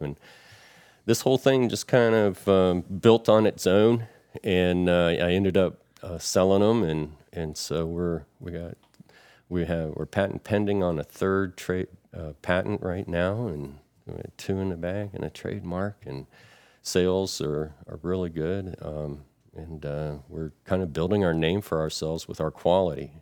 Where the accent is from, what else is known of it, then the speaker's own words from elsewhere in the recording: Florida, United States; moved away as an adult; now in Chesapeake Bay area, United States; I'm from Florida, and, um, that's where I enlisted from